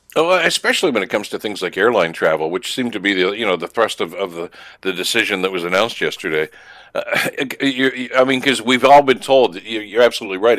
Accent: Canada; a Canadian citizen

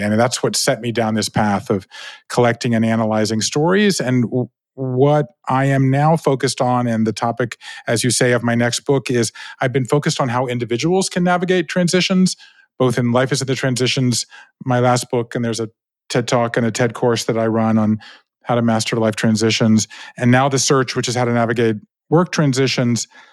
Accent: Savannah, Georgia, United States; moved away; I grew up in Savannah, Georgia, right? Five generations of Jews in the South

